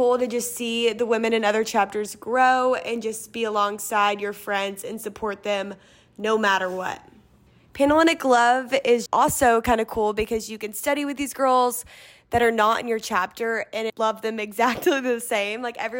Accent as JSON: {"language": "English", "town": "Lexington", "region": "Kentucky", "country": "United States", "said": "I'm from Lexington, Kentucky. I'm going to be a senior this year"}